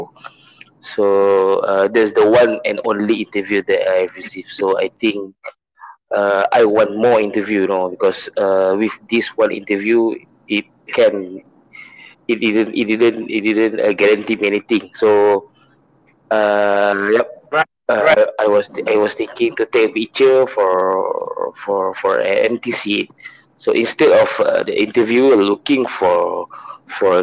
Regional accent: Malaysia; I'm from Malaysia

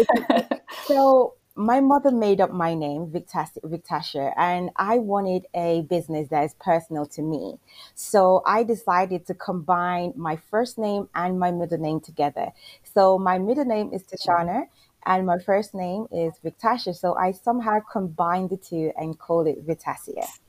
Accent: Jamaica; I'm from Jamaica as well

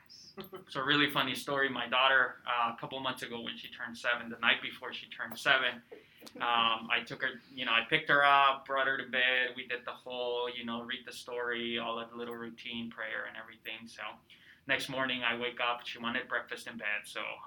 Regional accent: California, United States; also born or lived in Peru; So I'm originally from Peru. I came to the United States when I was about 12 years old. And grew up in Southern California, sunny Southern California. I lived in California for about 15 years, went to undergrad at Loyola Marymount

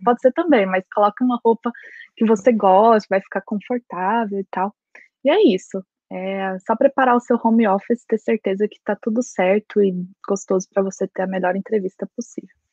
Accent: Goiânia, Goiás, Brazil; moved away as an adult; now in Belfast, United Kingdom; eu sou de Goiás, Goiânia e Goiás

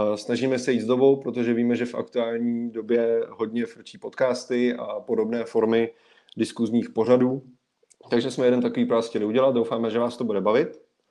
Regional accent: Plzeň, Plzeň Region, Czechia; jsem z Plzně

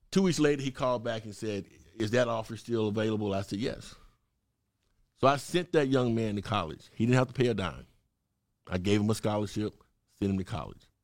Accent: Mississippi, United States; moved away as an adult; also born or lived in Chicago / Oregon / California; now in Atlanta, United States; I'm originally from Mississippi, little small country town, cornbread fed boy from Mississippi

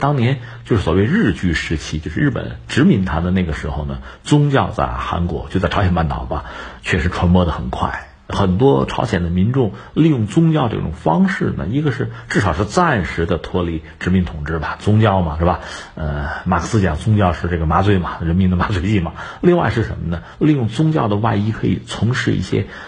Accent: China; 我们中国人

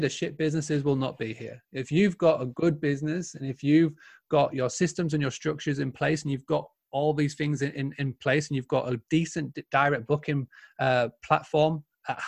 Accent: Yorkshire and the Humber, United Kingdom; I'm a true Yorkshireman

